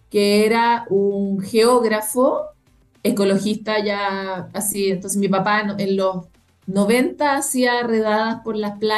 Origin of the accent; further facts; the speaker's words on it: Costa Rica; born there; yo efectivamente nací en Costa Rica eh, y Costa Rica es algo así como la meca latinoamericana del medio ambiente